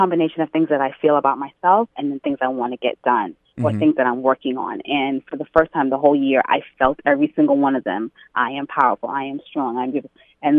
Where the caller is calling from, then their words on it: New York City, New York, United States; I'm calling from Queens.